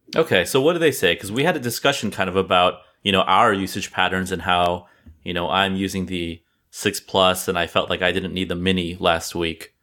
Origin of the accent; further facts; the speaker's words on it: California, United States; now in East Coast, United States; I'm originally from California and then I moved to the East Coast